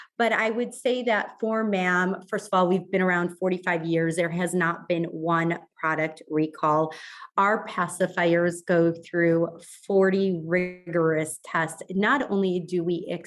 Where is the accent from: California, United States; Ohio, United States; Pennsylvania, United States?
Ohio, United States; moved away; I grew up in Ohio